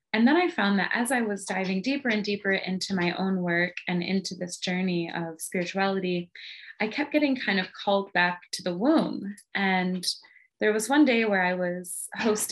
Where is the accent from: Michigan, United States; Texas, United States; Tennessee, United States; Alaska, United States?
Michigan, United States; the middle of; moved away as an adult; also born or lived in Southern California; I ended up moving from Southern California to my hometown in the middle of Michigan